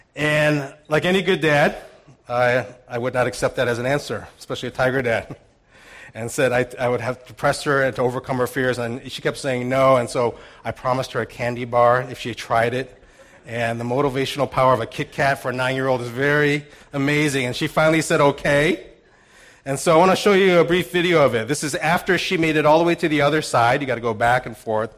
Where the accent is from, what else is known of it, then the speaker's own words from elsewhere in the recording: St. Louis, Missouri, United States; moved away; I went back to St. Louis, my hometown